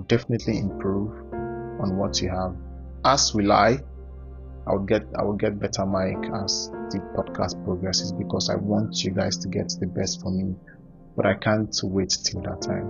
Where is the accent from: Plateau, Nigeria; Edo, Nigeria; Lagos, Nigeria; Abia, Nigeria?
Abia, Nigeria; Ohafia; I'm from Abia, Ohafia specifically.